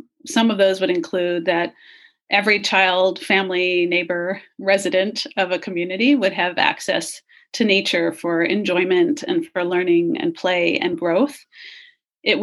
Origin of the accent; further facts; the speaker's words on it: Singapore; also born or lived in United States; growing up, I lived for 11 years in Singapore. So a very urban, small island nation. Obviously, I was born in the United States.